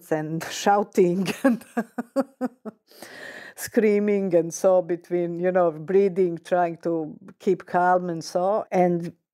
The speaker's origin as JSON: {"language": "English", "town": "Sarajevo", "region": "Federation of Bosnia and Herzegovina", "country": "Bosnia & Herzegovina", "tie": "born or raised there", "said": "I was in Sarajevo, former Yugoslavia. That's my hometown"}